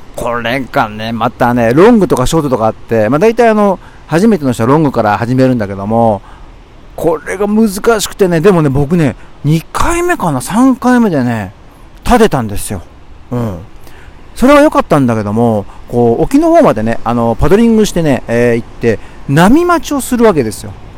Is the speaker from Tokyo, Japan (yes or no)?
yes; Tokyo, Japan; 僕は東京生まれなんだけど